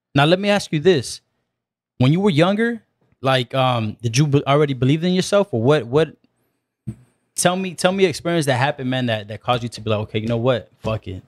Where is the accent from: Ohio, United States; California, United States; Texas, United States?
California, United States; South Gate; I grew up in Southgate.